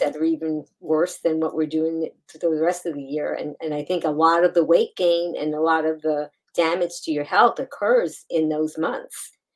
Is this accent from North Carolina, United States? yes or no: no; New York City, New York, United States; that's my hometown